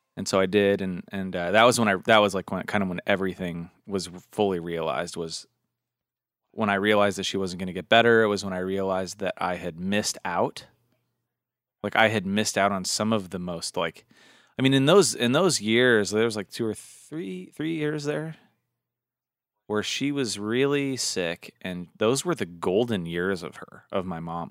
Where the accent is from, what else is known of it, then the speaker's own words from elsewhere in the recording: Washington, United States; I'm from Washington State